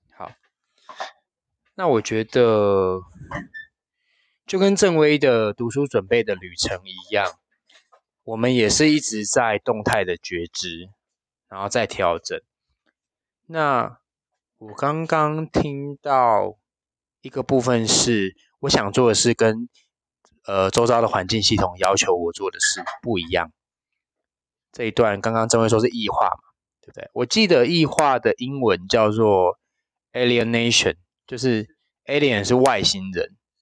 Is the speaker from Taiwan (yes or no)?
yes; Penghu County, Taiwan; moved away; 我的老家澎湖